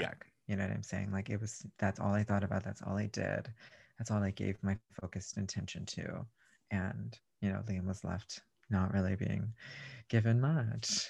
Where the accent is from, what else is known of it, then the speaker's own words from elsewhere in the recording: Raymondville, Texas, United States; I grew up in a very, very small rural part of, um, South Texas called Raymonville